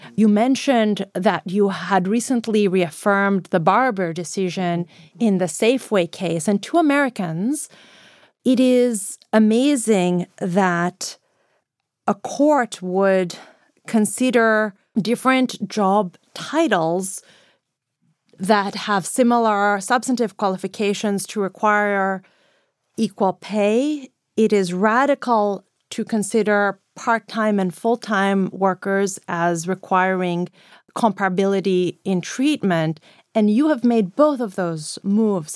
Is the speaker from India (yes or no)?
no; Greece; moved away; also born or lived in United States; I grew up in the European periphery